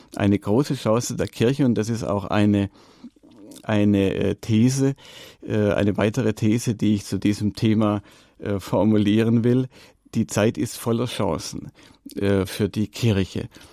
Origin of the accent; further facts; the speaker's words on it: Allgäu, Germany; bei uns im Allgäu